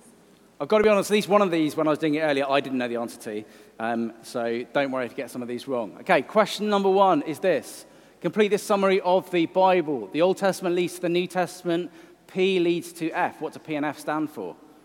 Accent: Welsh, Wales, United Kingdom; I'm Welsh.

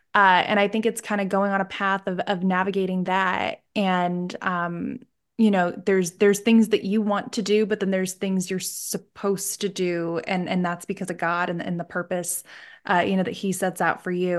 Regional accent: Scranton, Pennsylvania, United States; I'm from Scran-, like, Scranton area, Pennsylvania

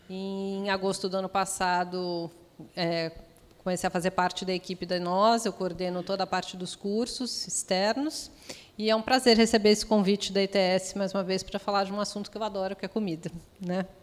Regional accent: São Paulo, Brazil; sou de São Paulo, né? pelo meu sotaque.

